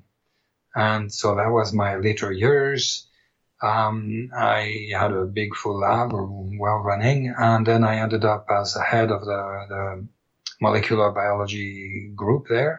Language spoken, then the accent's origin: English; Paris, Île-de-France, France; moved away as an adult; also born or lived in Caen, France / Montreal, Canada; now in Canada; I was born and raised in Paris